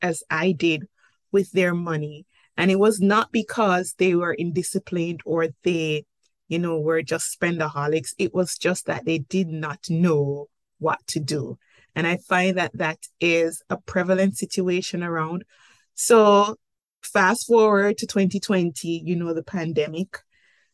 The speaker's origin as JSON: {"language": "English", "country": "Jamaica", "tie": "born or raised there", "accent": "Jamaican", "moved": "as an adult", "lives_now": "Cayman Islands", "said": "I'm Jamaican by birth, hence the accent"}